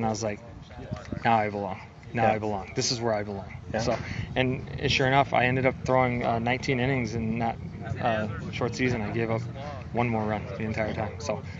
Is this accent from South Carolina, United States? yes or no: no; San Francisco, California, United States; Growing up in San Francisco, I would go to Candlestick Park.